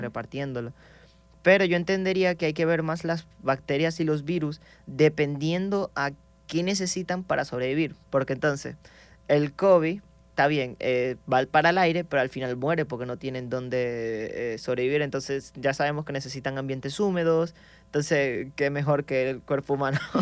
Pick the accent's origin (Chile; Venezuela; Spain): Venezuela; Maracaibo, Zulia; soy proveniente de Venezuela. Entonces, de donde vengo exactamente es del estado Zulia, la ciudad Maracaibo.